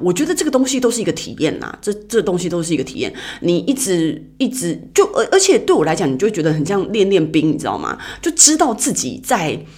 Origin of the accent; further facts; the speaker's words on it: Taiwan; accent: Taiwanese accent; moved away as an adult; now in Shanghai, China; 我是台湾人